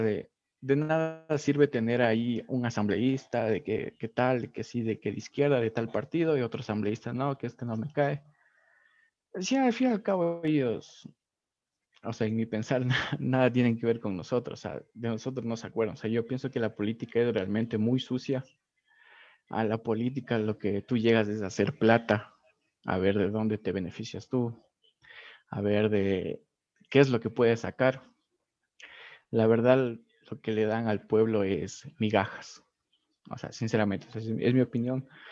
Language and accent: Spanish; Ecuador; como ciudadano ecuatoriano, como persona eh, trabajador ¿no? de este país